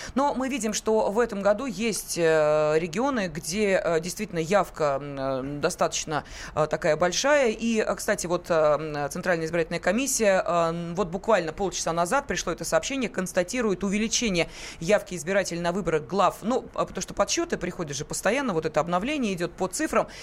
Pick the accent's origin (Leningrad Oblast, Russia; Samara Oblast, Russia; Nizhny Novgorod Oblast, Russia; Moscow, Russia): Moscow, Russia; мы, москвичи